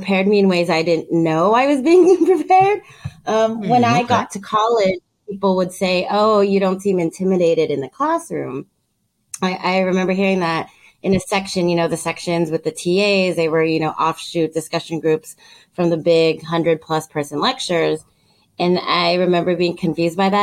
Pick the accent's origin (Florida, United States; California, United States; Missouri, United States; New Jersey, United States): California, United States; Los Angeles; I was born and raised in Los Angeles